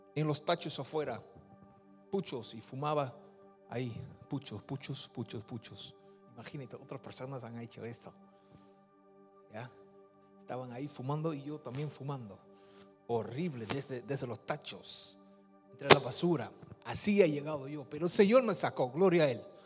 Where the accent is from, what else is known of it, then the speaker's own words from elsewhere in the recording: Netherlands; Spanish is a second language; moved away as an adult; also born or lived in Peru; Mi padre es de Surinam, mi madre es de Indonesia, yo nací en Holanda